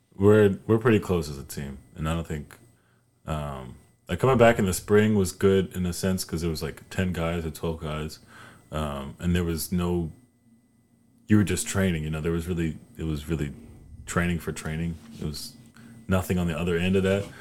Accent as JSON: {"language": "English", "town": "High Point", "region": "North Carolina", "country": "United States", "said": "I'm from North Carolina"}